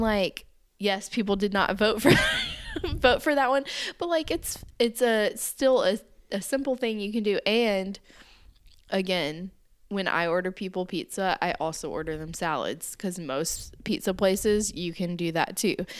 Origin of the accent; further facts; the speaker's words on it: the South, United States; growing up in the South